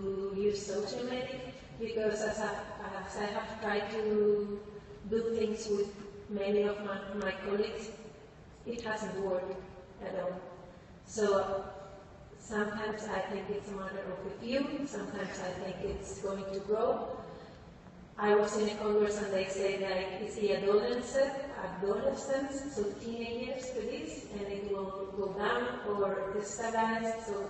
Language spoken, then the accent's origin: English; Spain; now in Norway; I live in Norway now, but I'm from Spain